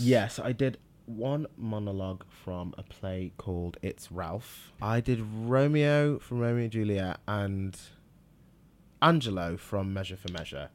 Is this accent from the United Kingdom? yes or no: yes; Manchester, North West England, United Kingdom; also born or lived in Liverpool / Nigeria; moved to Manchester, which I s, I do consider my hometown.